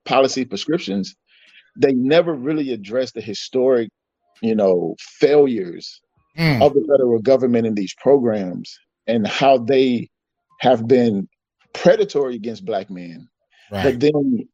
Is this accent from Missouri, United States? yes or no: no; Georgia, United States; I grew up in Georgia